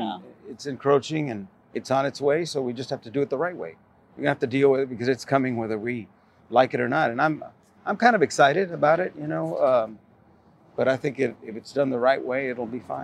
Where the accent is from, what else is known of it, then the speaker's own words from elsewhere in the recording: Kentucky, United States; now in Castroville, United States; Well, we came from Kentucky.